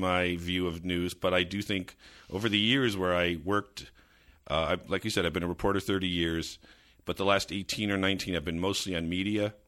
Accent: suburban New Jersey, United States; growing up in suburban New Jersey

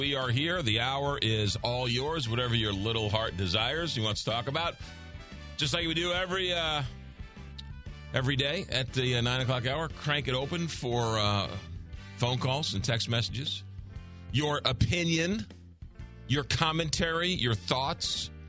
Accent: Long Island, New York, United States; now in St. Louis, United States; I'm from Long Island, so there's a little bit of that Long Island connection, that Long Island-St. Louis connection, right?

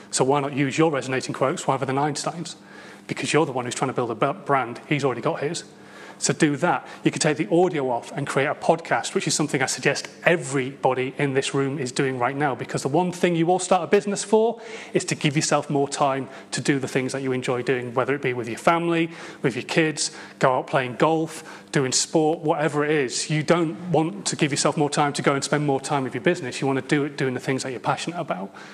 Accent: Hull, Yorkshire and the Humber, United Kingdom; moved away; I come from Hull

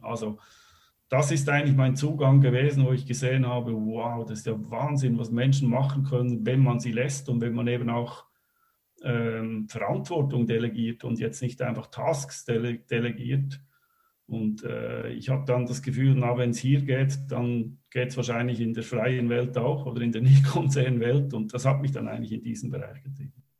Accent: Switzerland; moved away as an adult; also born or lived in Germany / Belgium / Netherlands; Ich bin Schweizer, äh, war aber die letzten ja, 15, 20 Jahre eigentlich meistens irgendwo in Europa unterwegs

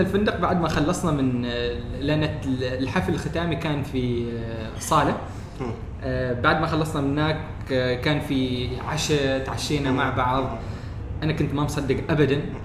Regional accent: Oman; انا من عمان

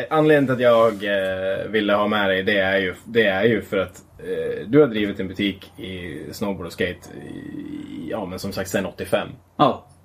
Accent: Gävle, Gävleborg County, Sweden; Hemma i Gävle en Norrland och en whiskypinne på bordet.

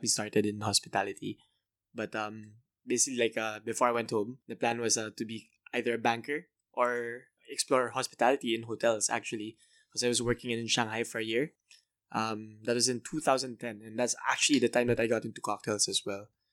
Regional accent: Manila, Metro Manila, Philippines; also born or lived in Canada; I'm from Manila, Philippines

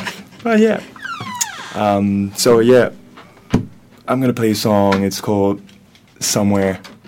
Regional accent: Belgium; moved away; I'm from Belgium. I'm a traveler, right. So I'm not based in Wellington.

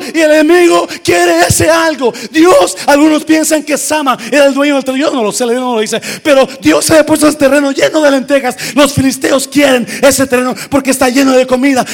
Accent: Nayarit, Mexico; moved away; donde yo crecí, no soy de ahí, pero crecí en Nayarit

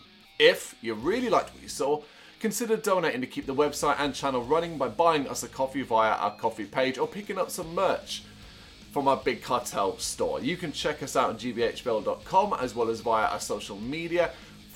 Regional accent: Ireland; moved away as an adult; now in London, United Kingdom; I'm not English, I'm Irish, but I am a Londoner. I've lived and worked here most of my adult life.

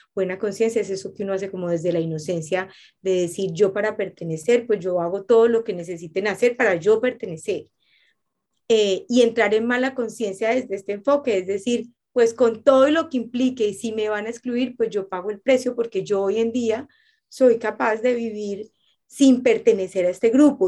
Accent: Colombia; moved away; volví a mi tierra, volví a mis raíces, llegué a mi, llegué a mi casa y a mí me pasa eso que en Colombia

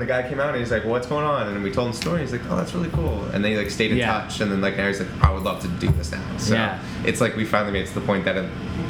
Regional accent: Las Vegas, Nevada, United States; also born or lived in Toronto; I grew up in Vegas

